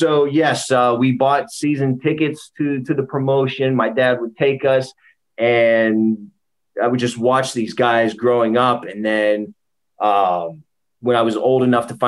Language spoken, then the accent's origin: English; Pittsburgh, Pennsylvania, United States; out of Pittsburgh, Pennsylvania, born and raised, 30 years old